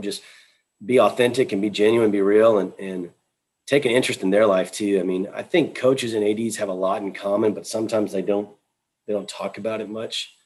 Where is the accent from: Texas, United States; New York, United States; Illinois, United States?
Texas, United States; moved away; I was from Texas